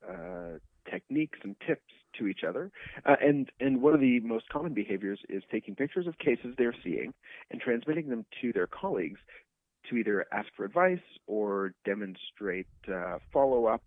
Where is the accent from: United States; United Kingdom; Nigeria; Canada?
Canada; I'm Canadian. I did all my training in Canada